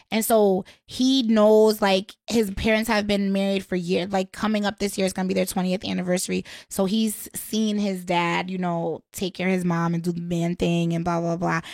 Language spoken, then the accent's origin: English; Waterbury, Connecticut, United States; now in Washington, D.C., United States; I'm from Waterbury, but I currently live in D C